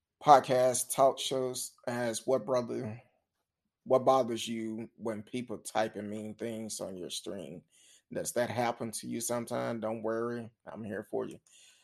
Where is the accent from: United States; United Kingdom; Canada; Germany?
United States; New York; And I'm from New York. New York is in the house.